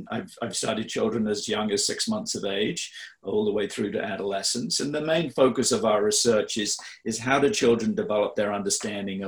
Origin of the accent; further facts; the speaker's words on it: England, United Kingdom; I grew up in England, in the UK